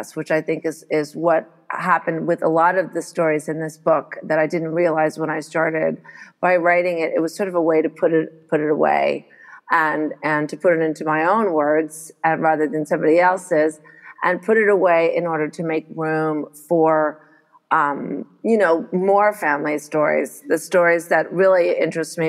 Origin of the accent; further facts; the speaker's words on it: Montreal, Quebec, Canada; also born or lived in United States; I arrived here in Montreal when I was just a baby, because I was born in the States and my dad is American